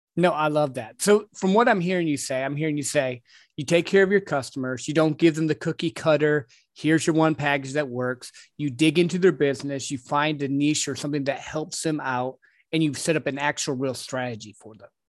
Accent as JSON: {"language": "English", "region": "Michigan", "country": "United States", "tie": "born or raised there", "also_born_or_lived": "Texas", "moved": "yes", "said": "I grew up in Michigan, which is rural where I was"}